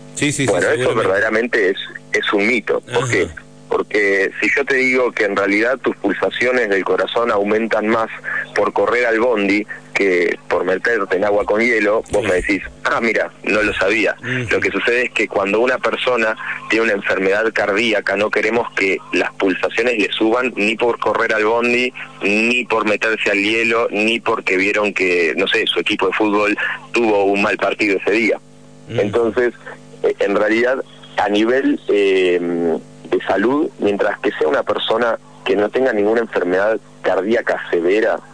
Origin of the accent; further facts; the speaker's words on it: Buenos Aires, Argentina; yo soy de Buenos Aires